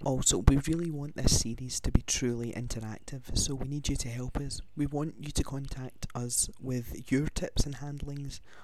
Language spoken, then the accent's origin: English; Glasgow, Scotland, United Kingdom; I'm from Glasgow in Scotland.